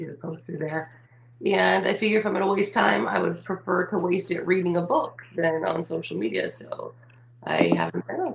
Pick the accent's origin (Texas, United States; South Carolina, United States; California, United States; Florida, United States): California, United States; we're from California